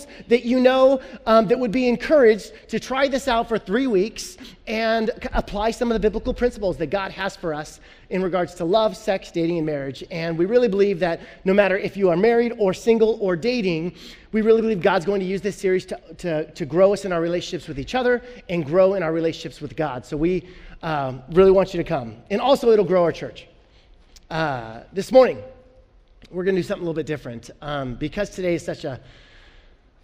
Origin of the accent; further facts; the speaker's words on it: Illinois, United States; I'm from Illinois. All my family's Bears fans. But when I was a kid, growing up in Illinois